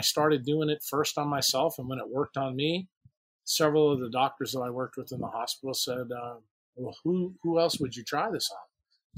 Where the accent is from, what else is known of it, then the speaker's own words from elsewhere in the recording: New York City, New York, United States; now in New Orleans, United States; I'm also from New York City